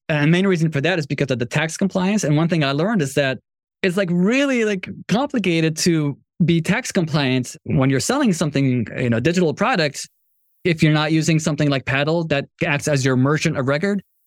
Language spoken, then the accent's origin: English; Morocco; moved away; I'm from Morocco